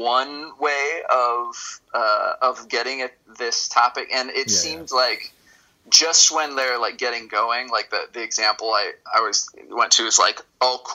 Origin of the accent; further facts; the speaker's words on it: Los Angeles, California, United States; also born or lived in East Coast; Los Angeles, which is the LA area. It was my home for a long time. I went to high school out here and college